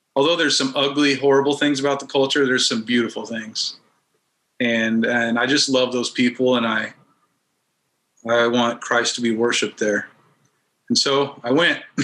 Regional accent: Denver, Colorado, United States; moved away as an adult; also born or lived in Kansas / Turkey; I grew up in Kansas till I was about eight years old, and then uh, we moved to Denver and in Colorado

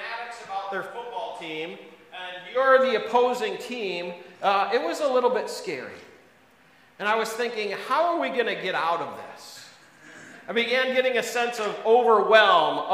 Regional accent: Wisconsin, United States; moved away; also born or lived in East Coast; I was born and raised in Wisconsin

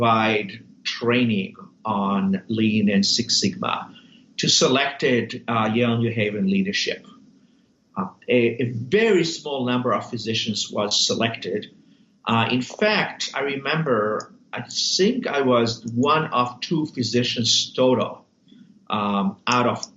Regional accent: Israel; moved away as an adult; also born or lived in New Haven, Connecticut, United States; now in United States; I was born in Israel, served 3 years in the Israeli military, did medical school there, met my wife of 30-some years there. And then we decided to move to the United States.

